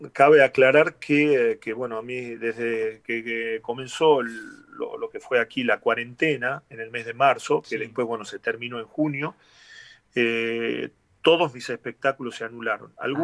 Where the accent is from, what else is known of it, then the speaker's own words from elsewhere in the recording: Argentina; yo como buen previsor, como argentino acostumbrado a a, estos eh, sube y baja